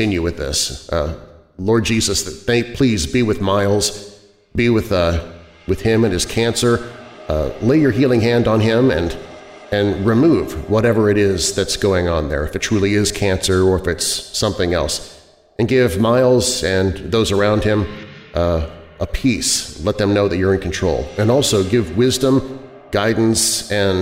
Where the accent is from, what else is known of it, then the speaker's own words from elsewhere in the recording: Kansas City, United States; now in Rockford, United States; I'm from Kansas City originally